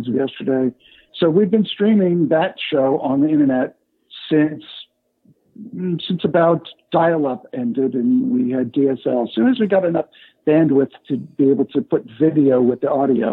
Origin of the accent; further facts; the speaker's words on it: Los Angeles, California, United States; I started growing up in California, out in the San Fernando Valley and Hollywood area